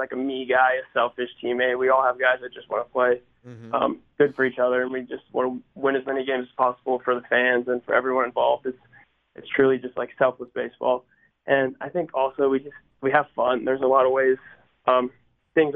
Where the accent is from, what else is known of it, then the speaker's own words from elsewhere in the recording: Pittsburgh, Pennsylvania, United States; also born or lived in Baltimore, Maryland; growing up close to Pittsburgh and, you know, it's where I'm from. What a lot of people don't know is I was actually born in Baltimore and I lived there for about 6 years.